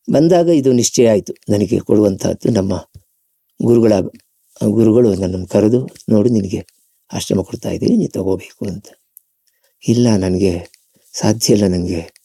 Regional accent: Subrahmanya, Karnataka, India; also born or lived in Koppa / Puttur; ಒಂದು ದಿವ್ಯವಾದಂತಹ ಸ್ಥಳ ಅದು ಎರಡೂ ಅರ್ಥದಲ್ಲಿ ಪ್ರಾಕೃತಿಕವಾಗಿಯೂ ಹೌದು ಮತ್ತೆ ಆಧ್ಯಾತ್ಮಿಕವಾಗಿಯೂ ಹೌದು ಧಾರ್ಮಿಕವಾಗಿಯೂ ಹೌದು ಬಹಳ ಒಂದು ಬಹಳ ಒಂದು ಒಳ್ಳೆಯ ಸ್ಥಳ ಅದು ಅಲ್ಲಿ ನಾನು ಬೆಳೆದೆ

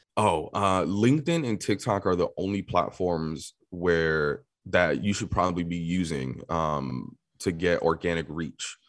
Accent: New York City, New York, United States; born and raised in New York City

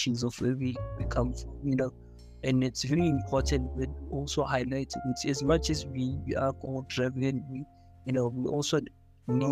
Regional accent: Johannesburg, Gauteng, South Africa; growing up in Joburg

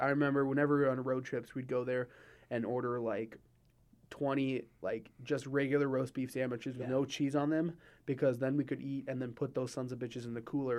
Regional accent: Wakefield, United States; I grew up in Wakefield

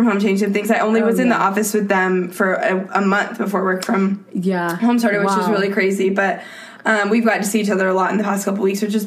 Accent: Houston, Texas, United States; moved away as an adult; now in New York, United States; I grew up in Texas

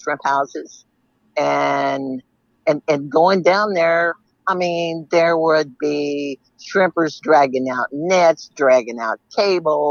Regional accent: Seadrift, Texas, United States; I was born and raised in Sea Drift

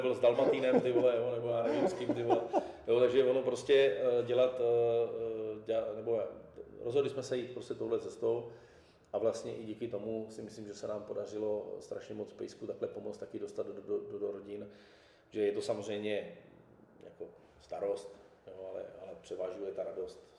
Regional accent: Brno, South Moravian Region, Czechia; z paneláku jsem vyrůstal v Židednicích

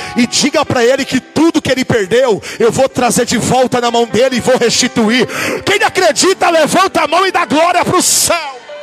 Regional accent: Brazil; also born or lived in Portugal

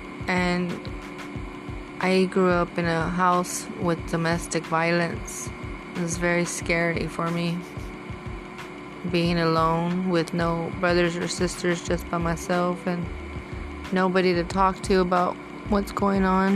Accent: Texas, United States; I was born here in Texas. I was raised as an only child

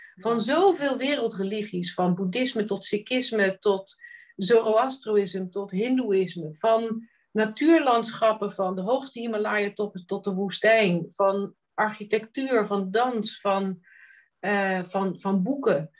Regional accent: Netherlands; moved away; die skillset die wij bijna van nature meekrijgen als Nederlander

